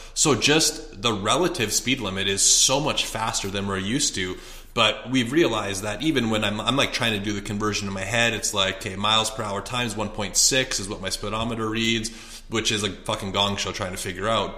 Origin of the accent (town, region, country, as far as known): Canada; moved away as an adult; also born or lived in Edmonton, Alberta; now in Scottsdale, United States